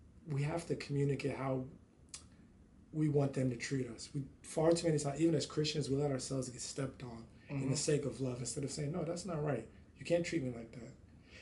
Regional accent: Nigeria; we're both Nigerian.

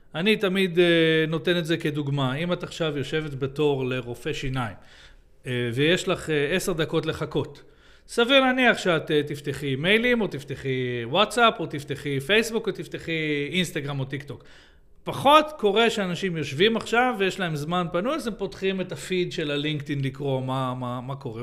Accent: Israel; אנחנו ישראלים, אנחנו מדברים, אה, אנגלית פה

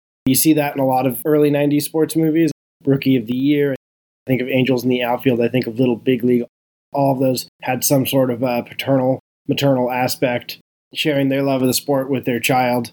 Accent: Bay Area, California, United States; I'm a Bay Area guy, so those are all my teams

